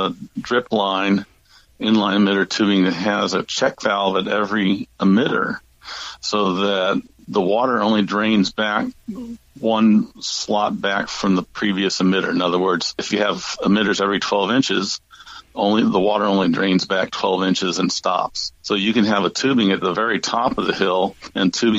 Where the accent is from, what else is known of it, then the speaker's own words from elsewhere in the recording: St. Louis, Missouri, United States; I grew up in St. Louis, Missouri